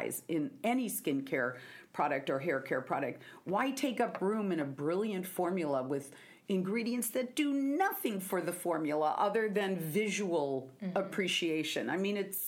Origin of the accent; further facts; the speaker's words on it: Seattle, Washington, United States; I'm from Seattle